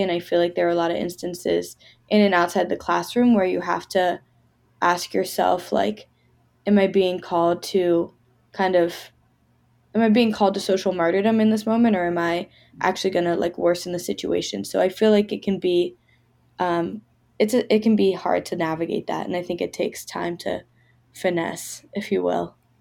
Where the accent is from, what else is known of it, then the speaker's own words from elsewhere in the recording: Pittsburgh, Pennsylvania, United States; I'm from Pittsburgh. I'm back in Pittsburgh now